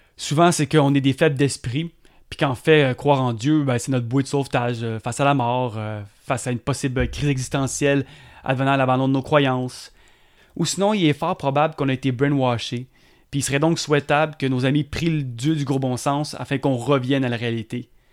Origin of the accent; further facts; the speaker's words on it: South Shore of Montreal, Quebec, Canada; Je suis un Québécois, puis je suis fier euh, du Québec et d'être Québécois. Euh, j'ai été élevé sur la sud de Montréal